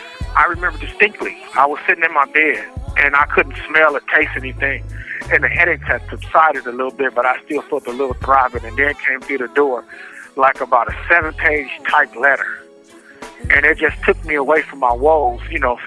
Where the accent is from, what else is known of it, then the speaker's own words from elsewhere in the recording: Los Angeles, California, United States; I'm from Los Angeles, California, and the name of my song is